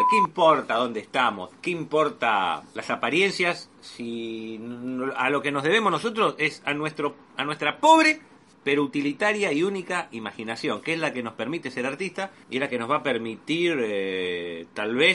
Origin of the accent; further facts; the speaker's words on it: Argentina; Soy un eh, argentino típico.